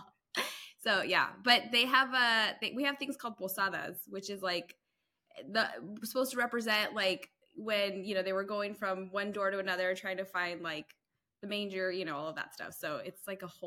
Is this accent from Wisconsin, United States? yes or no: no; Diamond Bar, California, United States; moved away as an adult; now in Florida, United States; I grew up in Diamond Bar, California